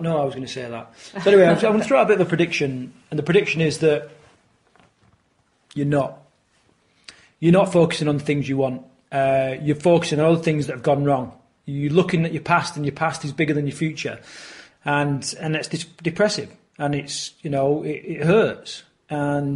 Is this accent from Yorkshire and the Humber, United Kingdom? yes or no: yes; Yorkshire and the Humber, United Kingdom; growing up in the era that I grew up in Yorkshire